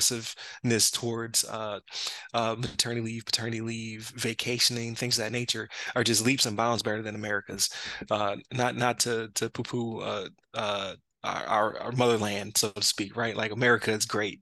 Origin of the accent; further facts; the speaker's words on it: Buffalo, New York, United States; I'm from Buffalo, so I used to go across the Rainbow Bridge back in the day